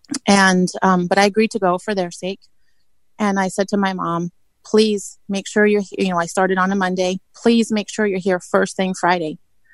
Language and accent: English; England, United Kingdom; But I grew up in England, like I said